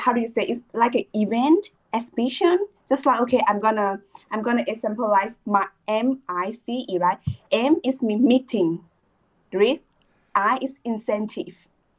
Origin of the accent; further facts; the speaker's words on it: Thailand; I'm from Thailand.